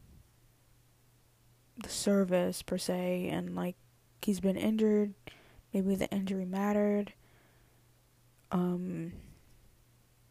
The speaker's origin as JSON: {"language": "English", "country": "United States", "accent": "American", "said": "my little American accent."}